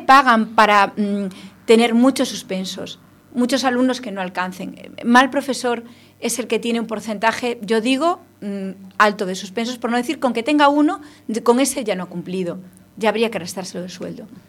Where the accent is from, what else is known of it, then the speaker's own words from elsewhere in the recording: Ferrol, Galicia, Spain; somos de Ferrol los dos